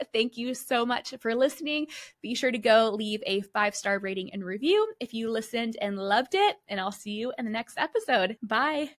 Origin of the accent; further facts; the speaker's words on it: United States; I'm too American